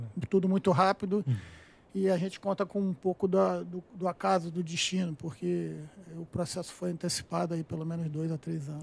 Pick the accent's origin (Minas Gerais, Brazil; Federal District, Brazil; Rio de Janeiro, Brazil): Rio de Janeiro, Brazil; eu sou nascido e criado em Vila Isabel, né? vizinho é, do Maracanã